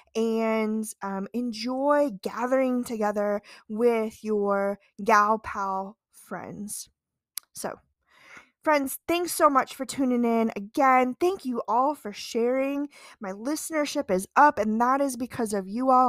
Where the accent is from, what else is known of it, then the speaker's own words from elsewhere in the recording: Midwest, United States; as a Midwesterner